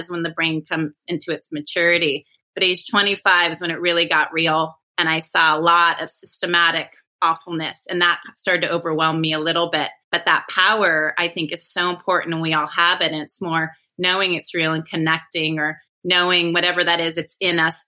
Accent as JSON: {"language": "English", "region": "Northern California", "country": "United States", "tie": "born or raised there", "also_born_or_lived": "Europe", "said": "growing up in Northern California, you know, on the American River, going to Tahoe"}